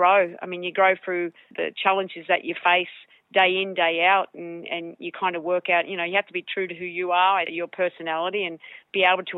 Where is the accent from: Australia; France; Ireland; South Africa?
Australia; Mackay, Queensland; moved away as an adult; I'm still the country girl from Mackay